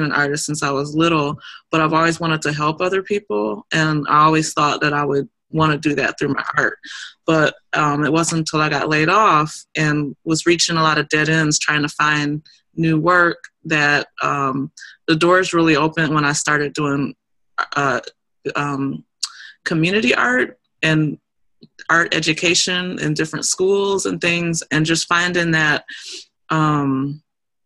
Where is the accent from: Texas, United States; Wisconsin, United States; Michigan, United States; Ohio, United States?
Wisconsin, United States; Milwaukee; it was done in my hometown